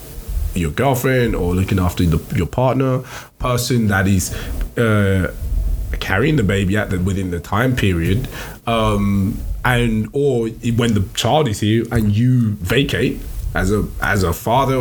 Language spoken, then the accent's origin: English; Essex, East of England, United Kingdom; also born or lived in Nigeria; now in London, United Kingdom; I would like to say I'm Essex